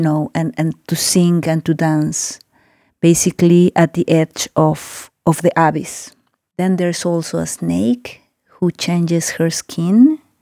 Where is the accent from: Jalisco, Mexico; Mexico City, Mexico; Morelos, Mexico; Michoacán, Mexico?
Mexico City, Mexico; moved away as an adult; also born or lived in Oaxaca; I live for some years now in Oaxaca. I'm originally from Mexico City